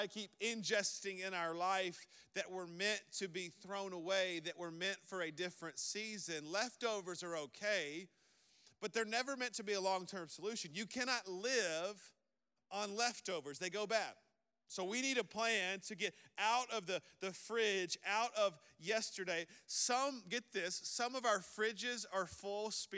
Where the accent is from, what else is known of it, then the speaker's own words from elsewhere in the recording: the South, United States; I'm from the South